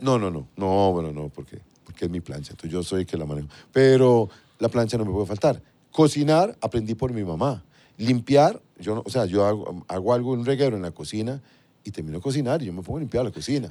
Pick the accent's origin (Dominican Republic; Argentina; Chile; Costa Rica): Costa Rica; Alajuela; moved away; salimos de un pueblito, yo soy de Limbo, Las Cañas de la Juela